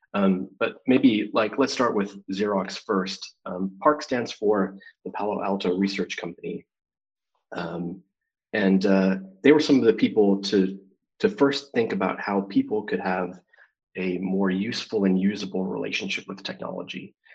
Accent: Calgary, Alberta, Canada; Calgary um, Alberta, Canada, my hometown

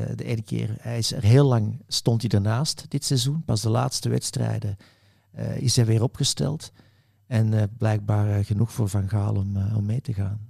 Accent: Belgium; ik zit als Belg

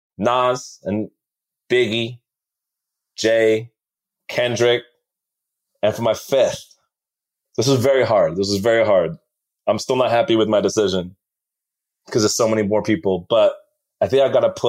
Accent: Beijing, China; when I was growing up in Beijing, there was no drinking age or going out age when I was growing up there.

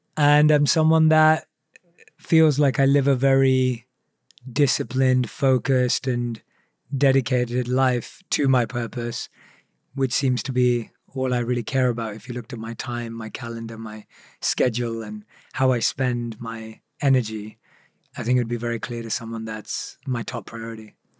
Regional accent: England, United Kingdom; growing up in England

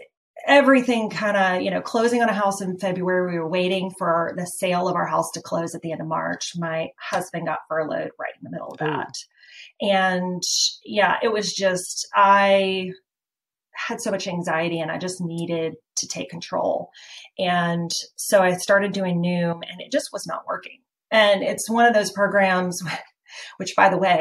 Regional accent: Chapel Hill, North Carolina, United States; also born or lived in Summerfield, North Carolina; I grew up in Chapel Hill. Okay. So I am a born and bred Tar Heel

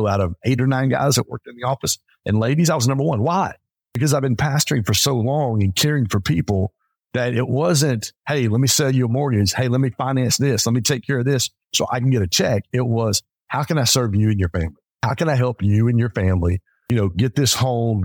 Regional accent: Pontiac, Michigan, United States; I grew up in Pontiac, Michigan. I grew up in a very blue collar hood area.

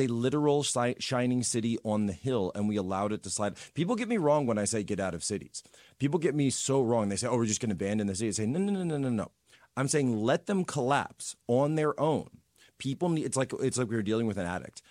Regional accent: Wawa, Pennsylvania, United States; I'm from Wawa, Pennsylvania

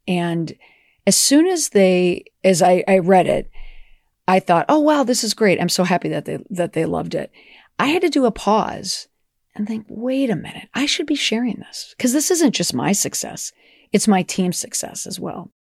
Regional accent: Minnesota, United States; growing up in Minnesota, oh, geez, you know, everyone was so nice to your face

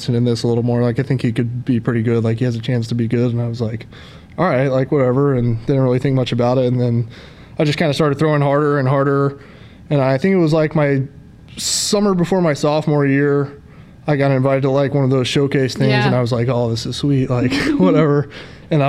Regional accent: Plano, Texas, United States; also born or lived in North Carolina; I love Plano, grew up there, older brother, older sister

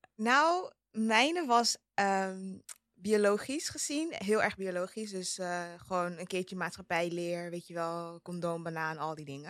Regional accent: Amsterdam, North Holland, Netherlands; Ik ben in Amsterdam West opgegroeid

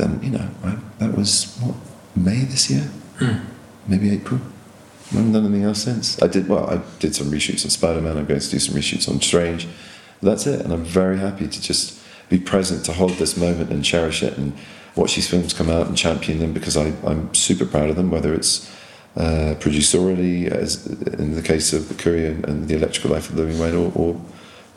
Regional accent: England, United Kingdom

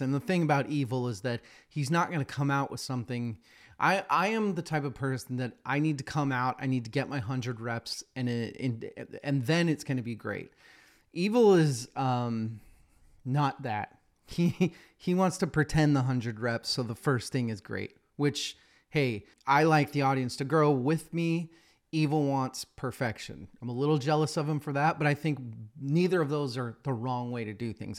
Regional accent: Boise, Idaho, United States; my hometown, Boise, Idaho.

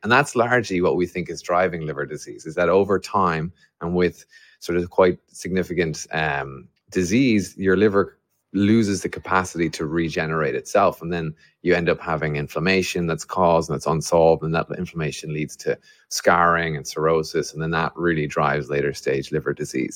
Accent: Ireland; an Irishman develop, building a company to try and solve liver disease

